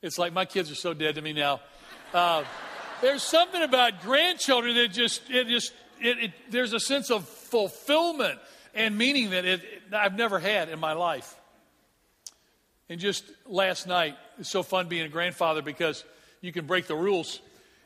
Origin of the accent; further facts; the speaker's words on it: Memphis, Tennessee, United States; moved away; I'm from Memphis, Tennessee